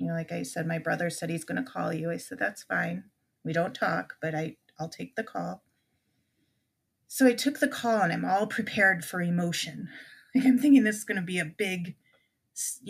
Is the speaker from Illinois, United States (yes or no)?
yes; Illinois, United States; we grew up in Illinois